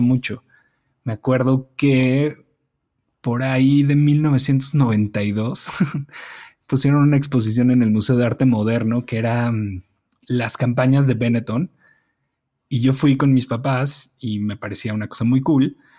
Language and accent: Spanish; Mexico City, Mexico; Yo crecí en la Condesa, desde, mm, desde que nací, nací en la colonia Condesa